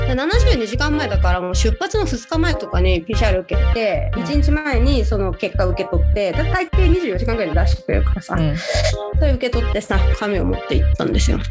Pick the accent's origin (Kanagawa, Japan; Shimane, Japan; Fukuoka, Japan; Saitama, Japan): Saitama, Japan; moved away as an adult; 埼玉に帰る